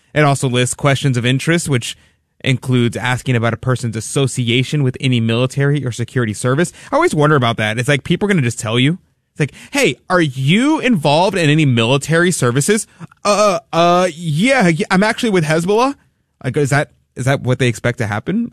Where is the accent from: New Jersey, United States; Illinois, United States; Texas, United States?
Texas, United States; here, Texas